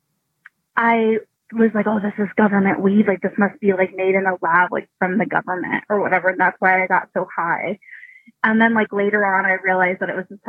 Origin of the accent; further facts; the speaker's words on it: Oklahoma, United States; I'm from the South, I'm from Oklahoma